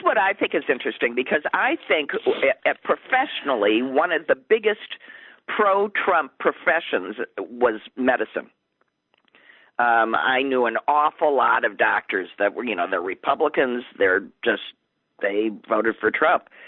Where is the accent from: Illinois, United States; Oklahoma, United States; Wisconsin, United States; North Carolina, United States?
Wisconsin, United States; my home state